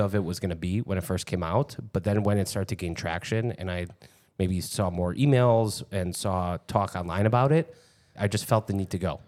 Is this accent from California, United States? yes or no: no; Chicago, Illinois, United States; as a Chicagoan